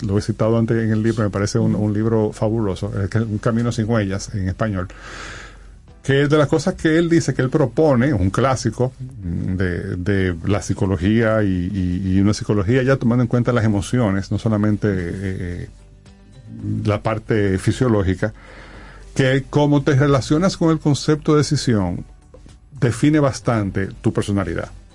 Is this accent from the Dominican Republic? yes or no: yes; Dominican Republic; nosotros como sociedad dominicana